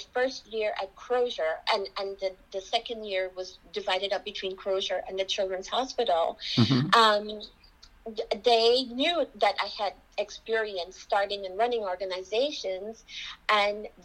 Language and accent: English; Georgetown, Demerara-Mahaica, Guyana; now in United States; I am from Georgetown, Guyana